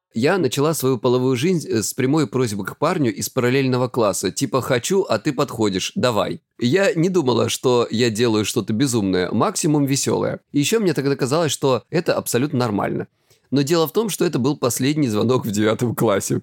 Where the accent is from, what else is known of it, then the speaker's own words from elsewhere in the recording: Krasnodar Krai, Russia; я с Кубани